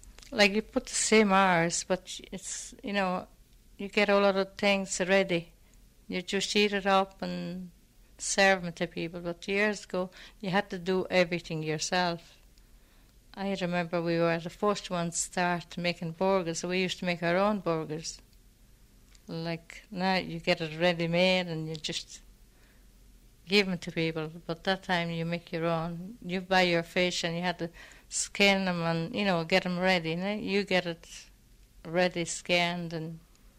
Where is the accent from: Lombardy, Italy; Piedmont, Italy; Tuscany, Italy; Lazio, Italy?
Lazio, Italy; Frosinone province; moved away; I'm from Mondartigo, provincia of Frosinone, but I'm 100 miles from Rome. It's a small village